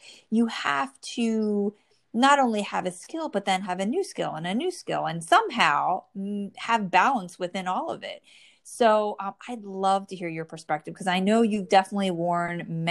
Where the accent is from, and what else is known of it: New Jersey, United States; born or raised there